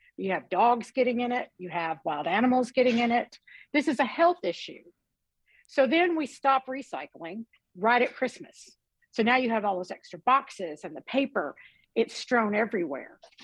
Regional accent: Western Kentucky, United States; I grew up in Western Kentucky and we had a landfill not far from our house.

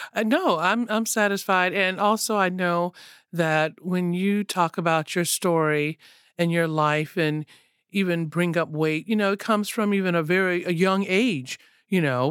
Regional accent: the South, United States; I grew up in the South

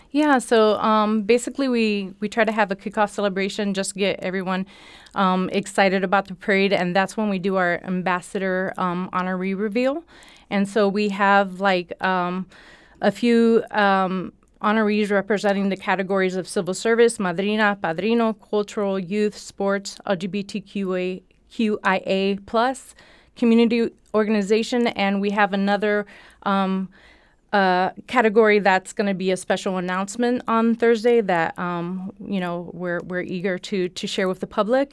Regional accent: Florida, United States; moved away; I was born in Florida, born and raised in Florida

